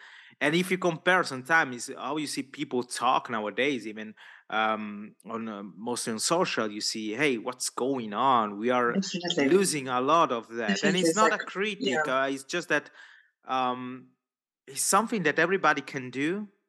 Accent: Italy; first language Italian; English is a second language; And I know my mother tongue is Italian.

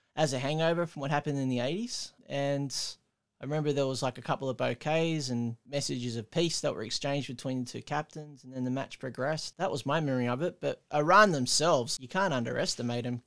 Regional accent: Australia; being an Australian

